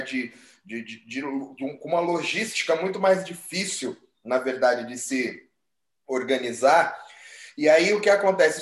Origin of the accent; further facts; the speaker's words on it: Southeast, Brazil; a gente é do Sudeste